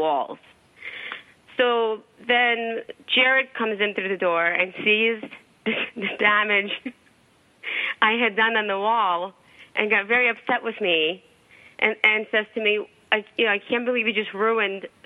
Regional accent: New York, United States; I'm from New York. I talk fast

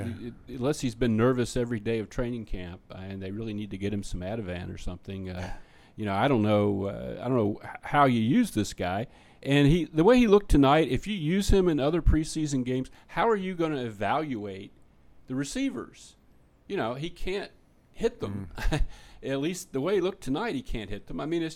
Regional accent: the South, United States; accent: southern; I can exaggerate my southern accent if you like.

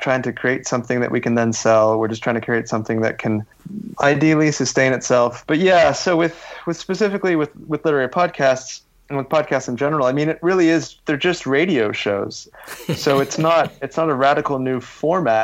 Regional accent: Canada; moved away; as a Canadian

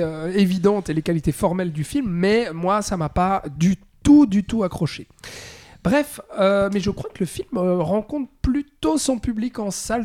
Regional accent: Switzerland; chez nous en Suisse

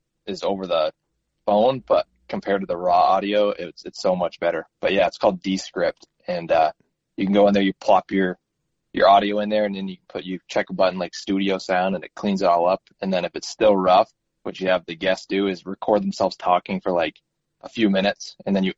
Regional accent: Waterbury, Vermont, United States; I'm from Central Vermont, Waterbury, to be exact

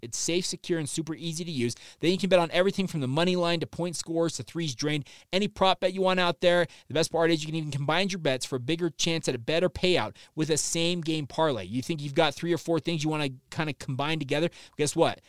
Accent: Orem, Utah, United States; I grew up in Orem as well

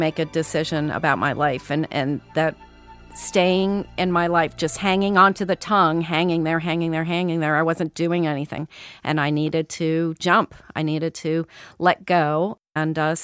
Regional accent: just outside Washington, D.C., Maryland, United States; I'm from Maryland, just outside Washington, D.C.

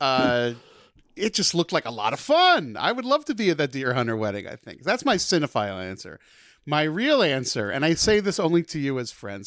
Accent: New Jersey, United States; I grew up in Jersey

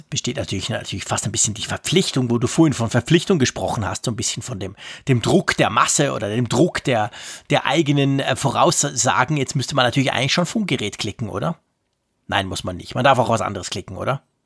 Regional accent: Switzerland; ich bin Schweizer

